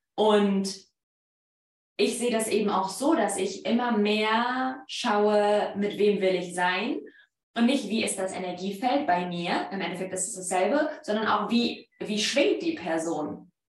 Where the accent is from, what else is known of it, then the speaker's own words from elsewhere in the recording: Poland; accent: Polish; German is a second language; moved away; mein polnischer Akzent